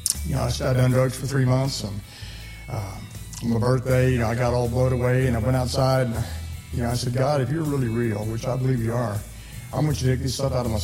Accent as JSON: {"language": "English", "region": "Missouri", "country": "United States", "tie": "born or raised there", "also_born_or_lived": "Utah / Texas", "moved": "as an adult", "said": "I was born in Missouri"}